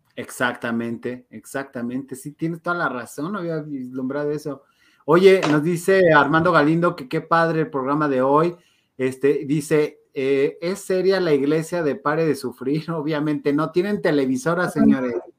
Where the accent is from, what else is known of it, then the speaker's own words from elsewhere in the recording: Mexico; sí somos mexicanos agachones muchas veces